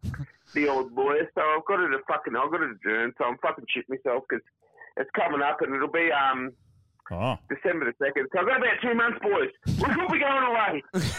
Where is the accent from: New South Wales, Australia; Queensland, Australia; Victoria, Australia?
Victoria, Australia; Melbourne; Because I'm from Melbourne, boys.